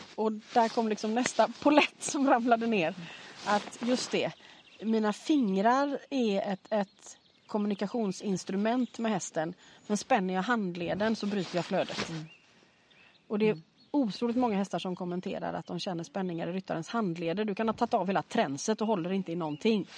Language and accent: Swedish; Gothenburg, Västra Götaland, Sweden; när jag växte upp i Göteborg